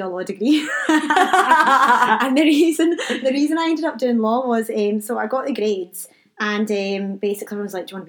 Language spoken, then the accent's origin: English; Glasgow, Scotland, United Kingdom; first language English; grew up in Glasgow, did all the usual stuff, had a whole variety mixture of friends.